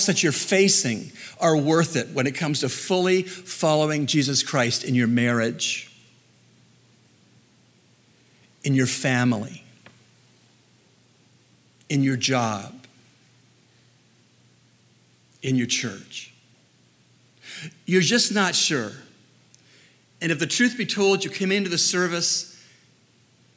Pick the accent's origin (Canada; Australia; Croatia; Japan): Canada; moved away as an adult; also born or lived in Dallas, United States; the cost I face as a Canadian to go to a U.S. seminary